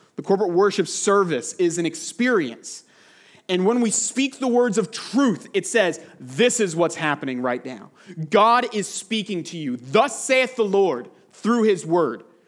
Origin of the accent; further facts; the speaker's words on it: United States; moved away as an adult; now in United Arab Emirates; I love my home country. I'm grateful for America